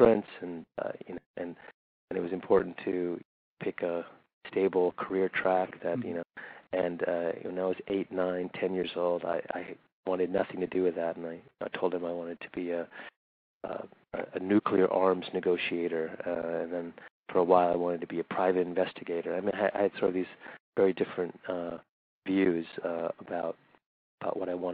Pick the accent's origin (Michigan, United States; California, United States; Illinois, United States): California, United States; Riverside; also born or lived in New Delhi, India / London, United Kingdom / Lexington, Kentucky / Berkeley, California; I grew up in Riverside, which is a suburb in Southern California